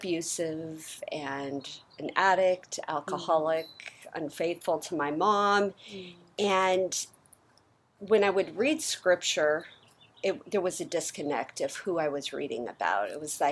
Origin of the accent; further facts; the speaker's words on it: California, United States; I grew up in Orange County, California.